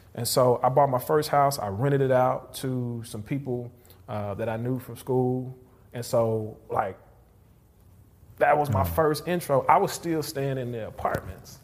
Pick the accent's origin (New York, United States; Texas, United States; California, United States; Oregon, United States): Texas, United States; Houston; moved away as an adult; now in North Texas, United States; I'm originally from Houston.